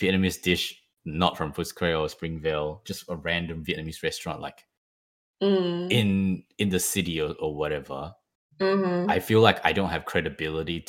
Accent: Malaysia; now in Melbourne, Australia; Chinese New Year was a very big thing in my hometown

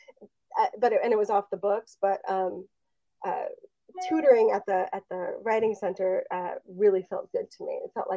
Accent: Los Angeles, California, United States; I grew up in Los Angeles in the 1980s

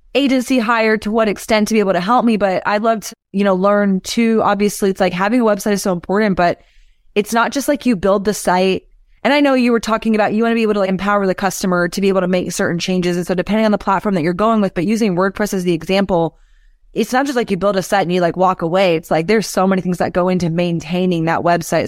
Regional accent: Austin, Texas, United States; growing up in Austin, I had a music blog

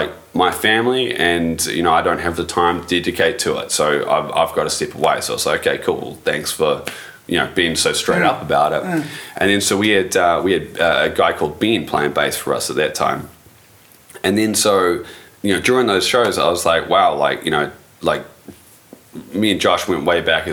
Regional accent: New Zealand; being 100% New Zealand

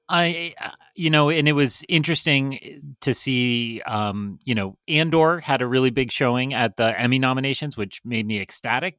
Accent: Melrose, Massachusetts, United States; I live in Melrose, Massachusetts

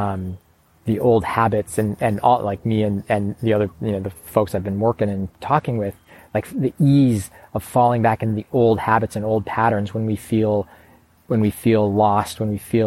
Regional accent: Chicago, Illinois, United States; moved away; also born or lived in Portland, Oregon; I used to say that I grew up in Chicago

